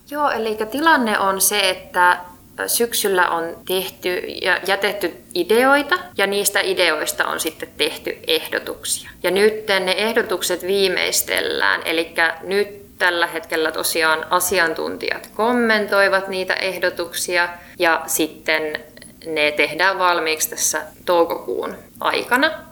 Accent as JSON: {"language": "Finnish", "town": "Helsinki", "region": "Uusimaa", "country": "Finland", "said": "Mä oon helsinkiläinen"}